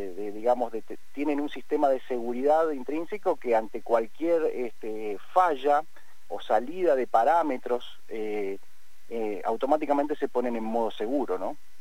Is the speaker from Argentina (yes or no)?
yes; Cipolletti / Vista Alegre, Patagonia, Argentina; nosotros nacimos, estudiamos, crecimos, eh, estudiamos en la Universidad del Comahue